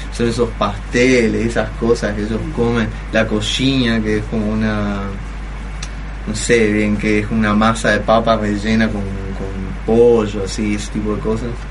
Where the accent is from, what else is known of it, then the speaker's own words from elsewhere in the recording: Argentina; soy, no era un argentino